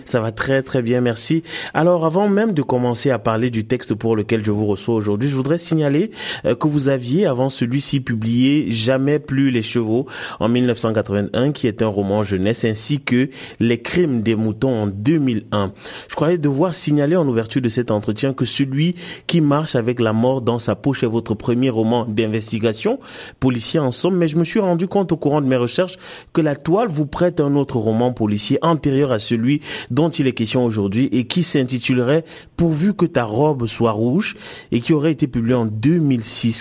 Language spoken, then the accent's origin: French; Canada; en tant que Canadien